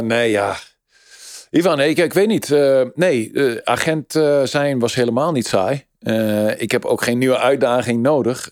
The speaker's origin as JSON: {"language": "Dutch", "country": "Netherlands", "said": "ik ben Nederlander"}